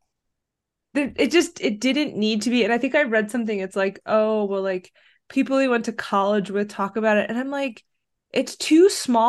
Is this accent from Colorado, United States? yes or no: no; Austin, Texas, United States; That happened in my hometown